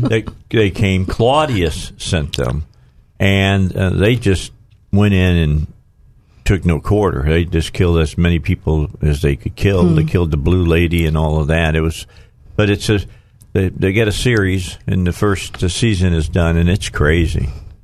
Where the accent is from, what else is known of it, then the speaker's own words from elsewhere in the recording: Chicago, Illinois, United States; Where I grew up at in Chicago.